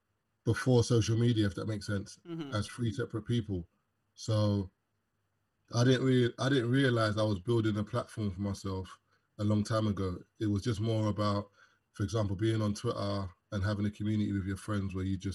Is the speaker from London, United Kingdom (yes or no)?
yes; London, United Kingdom; I'm from London.